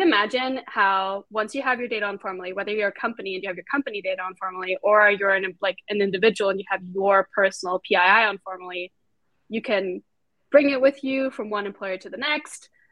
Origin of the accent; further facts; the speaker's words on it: Austria; moved away as an adult; now in United States; I'm also an immigrant myself, so I came here from Austria to go to uh, to go to school